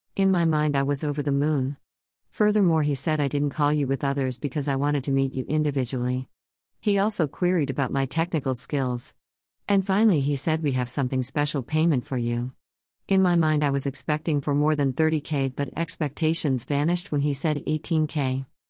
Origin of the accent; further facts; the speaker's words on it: Rajasthan, India; I am from Rajasthan, India.